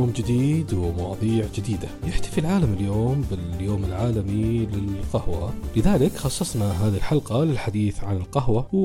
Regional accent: Saudi Arabia

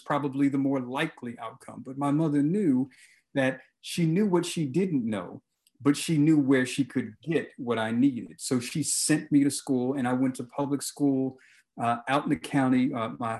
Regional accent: Baltimore, Maryland, United States; I grew up in Baltimore City, and I grew up with my mother and kind of this extended family with aunts and grandparents

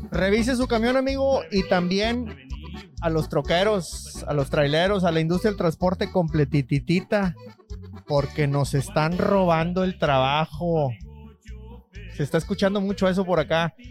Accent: Mexico; now in United States; era mexicano

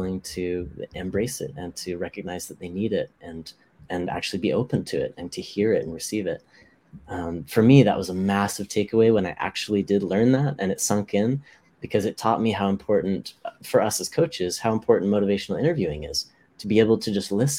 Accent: Hawaii, United States; I grew up in Hawaii

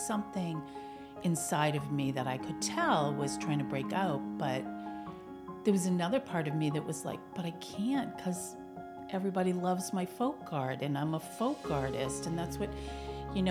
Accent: Billerica, Massachusetts, United States; moved away as an adult; also born or lived in Florida / Virginia; when I moved back home, I got involved in my hometown, Billerica

